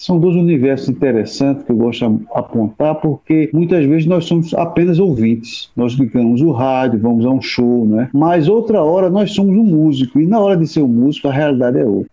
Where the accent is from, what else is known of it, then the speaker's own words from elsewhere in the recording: Recife, Pernambuco, Brazil; moved away as an adult; also born or lived in Portugal; now in Sobral, Brazil; sou natural de Recife, Pernambuco